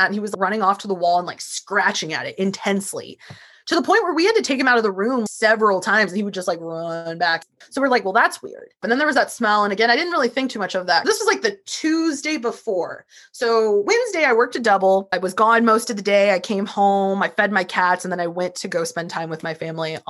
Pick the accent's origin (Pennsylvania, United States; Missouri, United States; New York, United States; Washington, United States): Missouri, United States; St. Louis; I'm from St. Louis and Ferguson is not that far from me